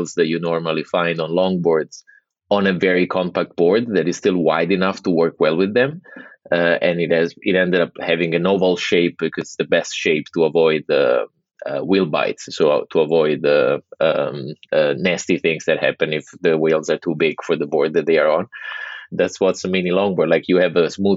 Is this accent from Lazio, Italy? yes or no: yes; Rome, Lazio, Italy; English is a second language; moved away as an adult; I grew up in Rome, Italy, born and raised. And I spent, like, I'm 39 and I spent 30 years living there.